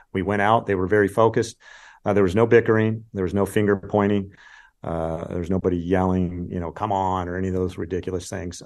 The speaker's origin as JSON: {"language": "English", "region": "California", "country": "United States", "tie": "born or raised there", "said": "I grew up in California and watched the Pac-ten"}